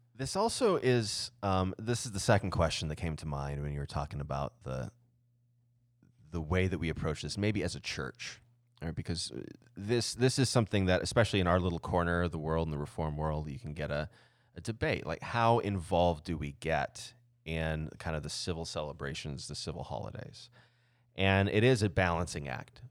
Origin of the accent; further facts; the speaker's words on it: Southeast Arizona, United States; I grew up in in Southeast Arizona